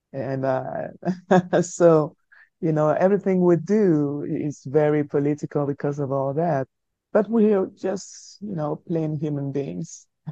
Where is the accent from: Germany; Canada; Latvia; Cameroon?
Cameroon; Douala, Littoral; first language French; English is a second language; moved away as an adult; now in France; being born in Africa, in post colonial Africa, uh, in the 70s, uh, in a country that had uh, both French and English as official languages, uh, being bred only in the French language when I was while I was growing up in Africa